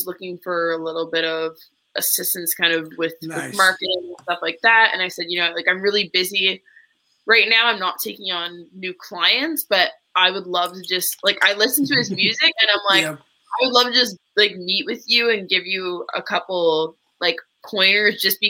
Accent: Ottawa, Ontario, Canada; So actually we're both from Ottawa.

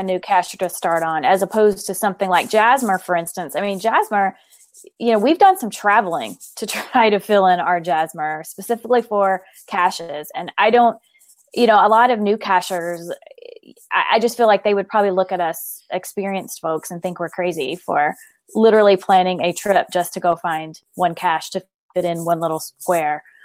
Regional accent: Memphis, Tennessee, United States; moved away as an adult; now in Colorado, United States; we are originally from Memphis

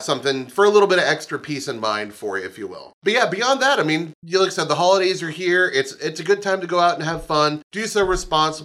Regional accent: Midwest, United States; we're from the Midwest

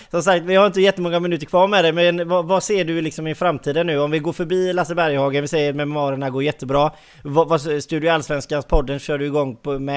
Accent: Gothenburg, Västra Götaland, Sweden; jag är göteborgare, vet du.

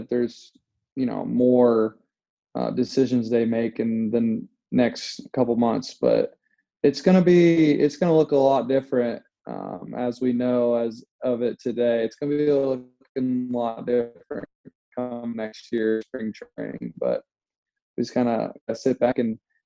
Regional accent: Indiana, United States; I am actually from Indiana

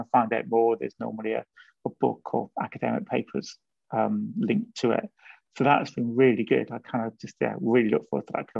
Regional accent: Wales, United Kingdom; moved away as an adult; also born or lived in Brighton / London; I grew up in Wales, grew up in quite a different environment

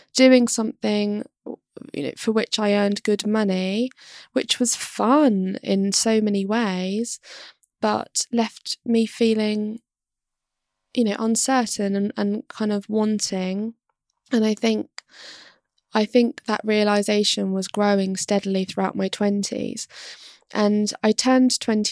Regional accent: London, United Kingdom; moved away as an adult; now in Kent, United Kingdom; I was born and raised in London

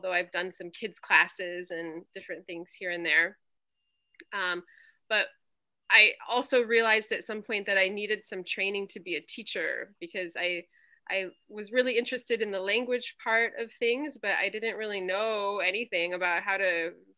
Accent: Crystal Lake, Illinois, United States; moved away as an adult; also born or lived in Arizona / Germany / Hawaii; I grew up in Crystal Lake, Illinois

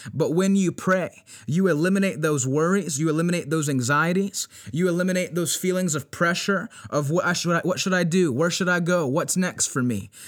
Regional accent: Virginia Beach, Virginia, United States; we're fasting and we're praying here in Virginia Beach, and I know it's something that's not only taking place here in my hometown

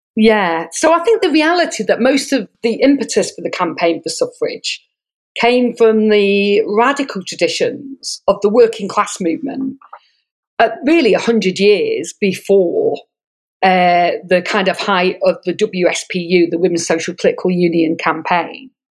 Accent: Manchester, North West England, United Kingdom; moved away as an adult; now in Sydney, Australia; I grew up in Manchester

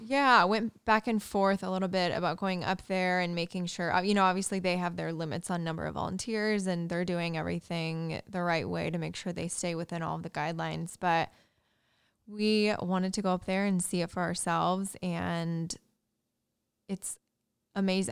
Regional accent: Indiana, United States; moved away; my hometown Indiana

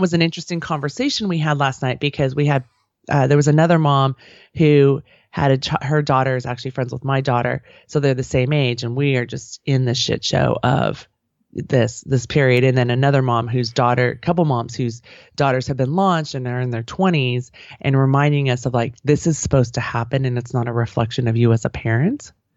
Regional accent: outside of San Francisco, California, United States; I grew up outside of San Francisco

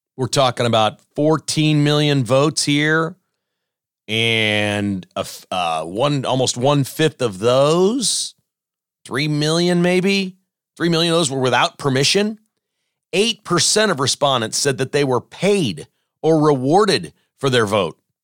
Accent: Kansas, United States; also born or lived in Joplin, Missouri / Lenexa, Kansas; I grew up in Kansas.

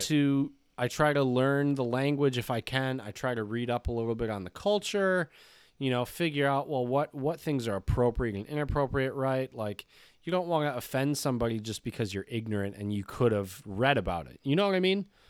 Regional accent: United States; I am American

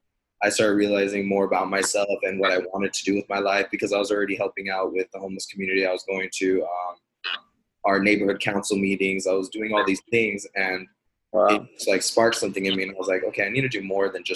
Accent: Mesquite, Nevada, United States; moved away as an adult; also born or lived in Lynwood, California; now in Los Angeles, United States; I was born in Linwood and then I was raised out in Mesquite, Nevada

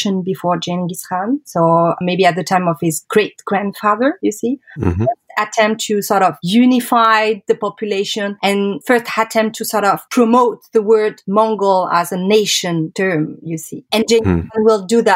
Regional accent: Paris, Île-de-France, France; I'm French. Actually, I'm from Paris

